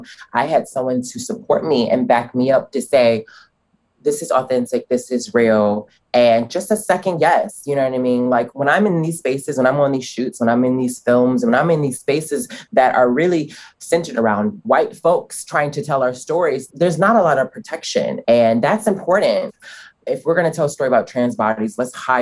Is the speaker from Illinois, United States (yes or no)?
yes; Chicago, Illinois, United States; I was raised on the South Side of Chicago